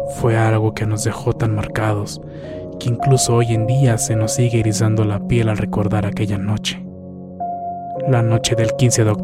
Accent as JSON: {"language": "Spanish", "town": "La Junta", "region": "Chihuahua", "country": "Mexico", "said": "Yo soy de la Junta, Chihuahua."}